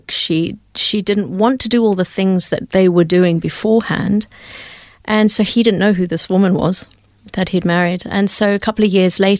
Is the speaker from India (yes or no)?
yes; India; born there; I was born in India. My dad is a Hindu